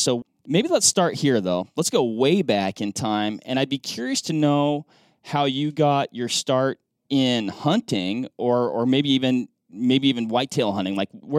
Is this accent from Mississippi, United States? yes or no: no; Western Washington, United States; I grew up hunting blacktails in Western Washington, rifle hunting